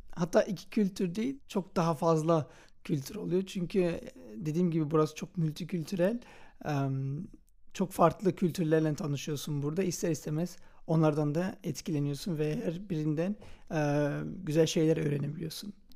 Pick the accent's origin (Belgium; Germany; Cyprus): Belgium; Antwerp, Flanders; ben Belçika'da yaşıyorum. Anvers'te doğdum